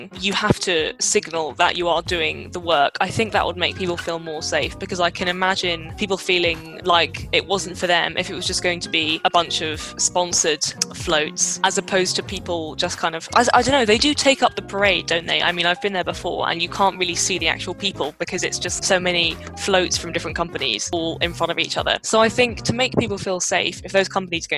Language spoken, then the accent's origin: English; London, United Kingdom; as a Londoner